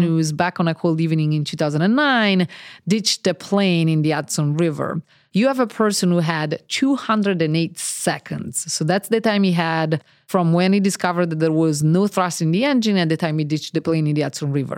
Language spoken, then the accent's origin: English; Italy; now in Cambridge; And I'm Italian. I was born in Italy